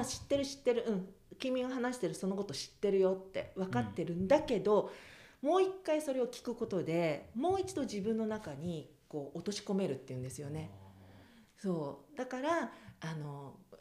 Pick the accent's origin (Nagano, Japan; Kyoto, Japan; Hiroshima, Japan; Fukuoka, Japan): Nagano, Japan; Kiso; moved away as an adult; also born or lived in Tokyo; 私はもう駅前で育っている